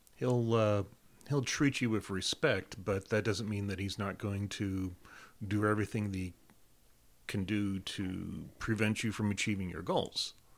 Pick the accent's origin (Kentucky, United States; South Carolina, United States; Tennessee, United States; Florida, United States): South Carolina, United States; I spent my teen years, um, in South Carolina, uh, middle school, junior high, high school, starting college, South Carolina